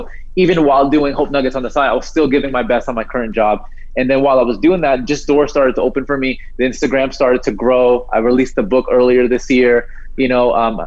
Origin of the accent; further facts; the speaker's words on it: New Jersey, United States; now in San Diego, United States; I live here in San Diego, so like I grew up in New Jersey